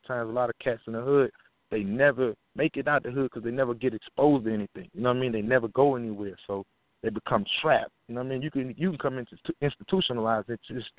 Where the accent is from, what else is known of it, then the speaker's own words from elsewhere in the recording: Baton Rouge, Louisiana, United States; moved away; I grew up in South Baton Rouge, Louisiana